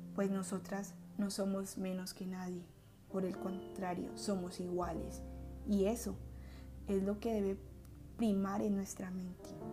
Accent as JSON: {"language": "Spanish", "town": "Miranda", "region": "Cauca", "country": "Colombia", "tie": "born or raised there", "said": "mi pueblo natal, Miranda Cauca"}